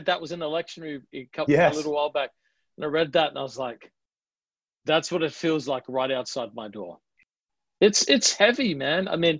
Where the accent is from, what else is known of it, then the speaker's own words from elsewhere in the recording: Adelaide, South Australia, Australia; accent: Australian; I'm from Adelaide, which is known as a little more, it's the only state that wasn't founded by convicts. So it's got a distinct accent that sounds slightly British.